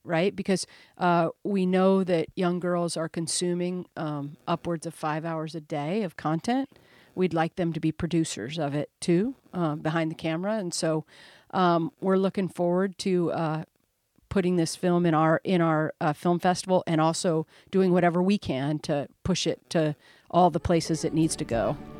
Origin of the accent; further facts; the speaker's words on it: Omaha, Nebraska, United States; I'm from Omaha, Nebraska